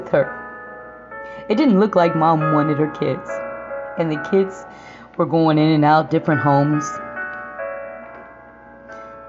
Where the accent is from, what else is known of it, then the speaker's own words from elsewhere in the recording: Indiana, United States; moved away as an adult; I came back to Indiana. I returned back to my home state 5 years ago